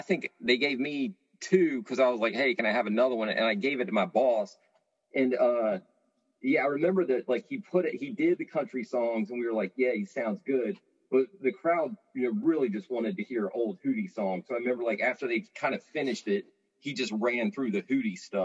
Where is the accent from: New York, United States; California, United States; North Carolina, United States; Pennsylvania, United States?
North Carolina, United States; Raleigh; I grew up in Raleigh